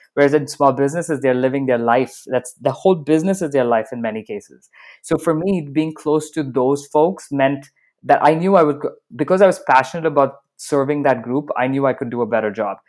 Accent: Dubai, United Arab Emirates; moved away; also born or lived in Bahrain / Canada / United States; I was born in Bahrain. I grew up in Dubai, so I've got a very mixed background.

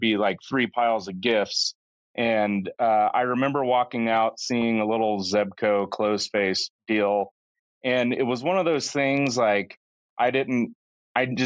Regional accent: Central Florida, United States; I grew up in Central Florida

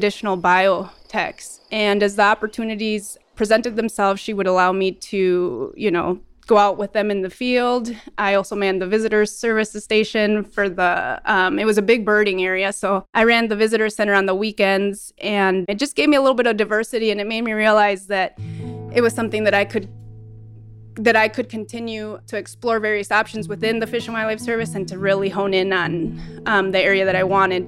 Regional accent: Red Wing, Minnesota, United States; moved away as an adult; now in Cold Bay, United States; I grew up in southeastern Minnesota, Red Wing, which is along the Mississippi River and bluff country

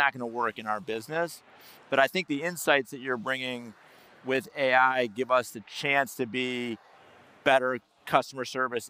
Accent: Chicago, Illinois, United States; I'm from Chicago.

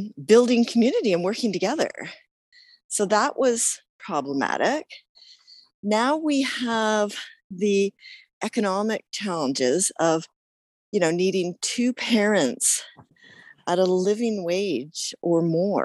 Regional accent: Woodstock, Ontario, Canada; moved away as an adult; also born or lived in Toronto / Mississauga; now in Nelson, Canada; I was born and raised in Ontario, in Woodstock, Ontario, southwestern Ontario.

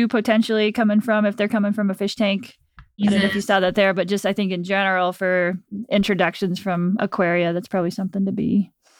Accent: Virginia, United States; now in Anchorage, United States; I grew up in Virginia.

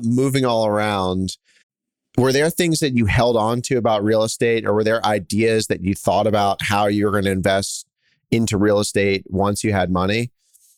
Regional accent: Philadelphia, Pennsylvania, United States; I'm from Philadelphia

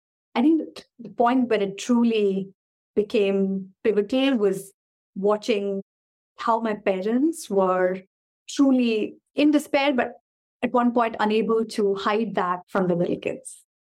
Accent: India; also born or lived in Kuwait; We were one of the Indian families growing up in Kuwait before the Gulf War.

